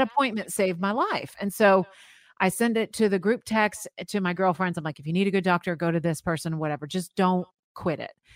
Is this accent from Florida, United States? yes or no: yes; Florida, United States; I grew up in Florida